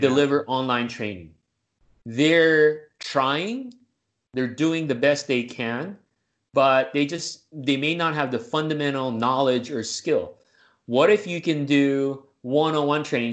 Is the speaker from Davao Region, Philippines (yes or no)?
no; Manila, Metro Manila, Philippines; moved away as an adult; now in United States; I'm originally from the Deep South, uh, Manila, Philippines, Southeast Asia.